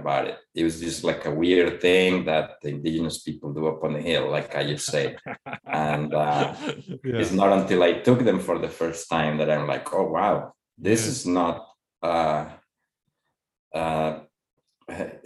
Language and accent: English; Mexico; now in Los Angeles, United States; I left my hometown to come to Los Angeles.